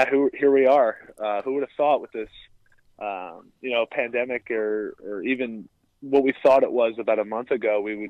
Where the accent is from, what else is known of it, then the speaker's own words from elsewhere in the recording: New Jersey, United States; I'm actually from New Jersey originally